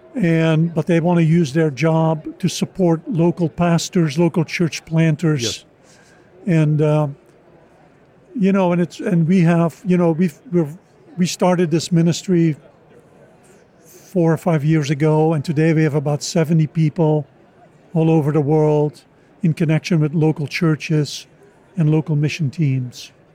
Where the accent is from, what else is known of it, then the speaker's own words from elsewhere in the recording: Oudenaarde, Flanders, Belgium; moved away as an adult; also born or lived in United States; I was born and raised in Belgium